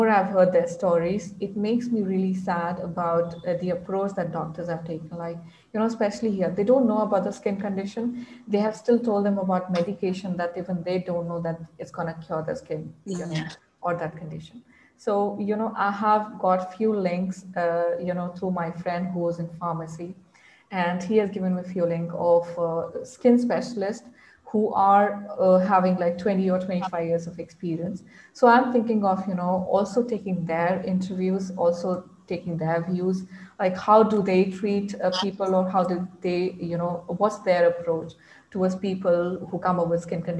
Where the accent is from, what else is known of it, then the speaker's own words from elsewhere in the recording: India; English is a second language; because being a girl, being in Indian society, I can feel that, you know, it feels like I'm a prisoner in my own mind.